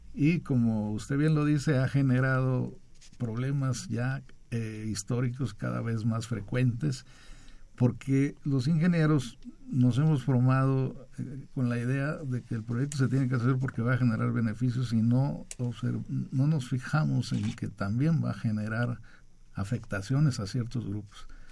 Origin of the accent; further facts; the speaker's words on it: Chiapas, Mexico; Yo soy de Chiapas